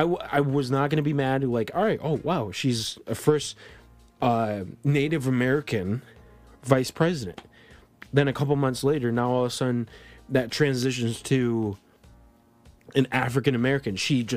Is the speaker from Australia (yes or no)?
no; Colombia; born there; I was born in Colombia, but I'm basically a white kid.